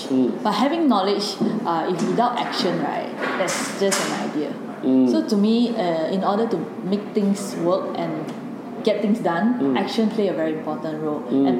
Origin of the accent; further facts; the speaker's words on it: Penang, Malaysia; I'm from Penang